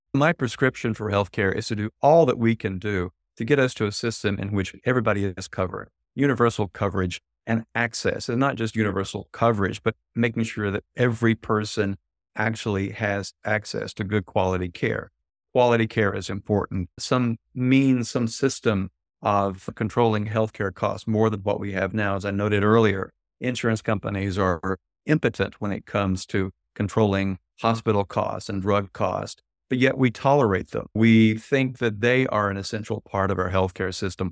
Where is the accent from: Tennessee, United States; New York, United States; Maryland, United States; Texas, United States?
Tennessee, United States; my home state of Tennessee